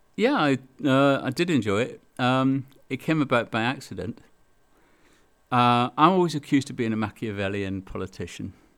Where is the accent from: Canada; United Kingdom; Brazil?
United Kingdom; Belfast, Northern Ireland; now in Milton Keynes, United Kingdom; I come from Belfast, so I'm an Ulsterman.